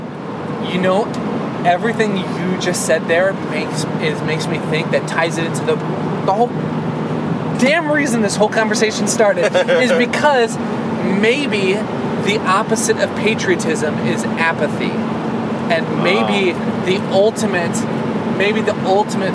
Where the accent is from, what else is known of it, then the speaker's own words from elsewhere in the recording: Minnesota, United States; my home state of Minnesota